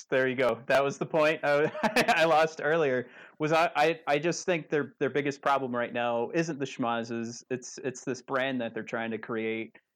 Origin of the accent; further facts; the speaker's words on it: Michigan, United States; All oh, right. Michigan.